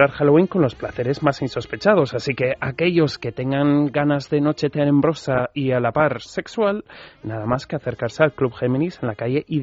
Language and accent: Spanish; Basque Country, Spain; yo como buen vasco